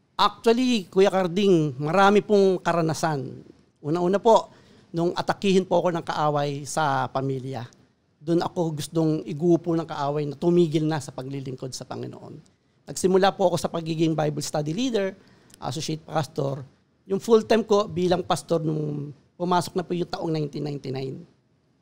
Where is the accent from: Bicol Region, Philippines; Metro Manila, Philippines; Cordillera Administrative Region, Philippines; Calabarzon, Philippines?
Metro Manila, Philippines; Caloocan; Ako po ay laking Caloocan. So sa Caloocan po ako natuto ng mga bagay-bagay sa buhay sa mundong ito.